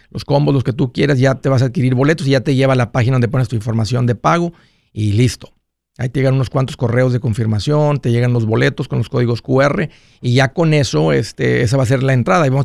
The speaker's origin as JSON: {"language": "Spanish", "region": "Oaxaca", "country": "Mexico", "said": "Oaxaca, México."}